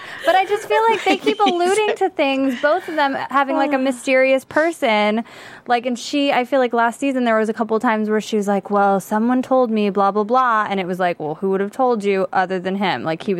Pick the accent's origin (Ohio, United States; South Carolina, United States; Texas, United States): Texas, United States; I'm from Texas